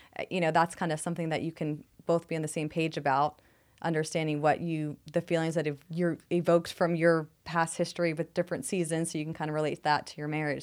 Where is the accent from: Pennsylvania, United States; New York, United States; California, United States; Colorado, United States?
New York, United States; New York City; moved away as an adult; now in Phoenix, United States; I'm from New York City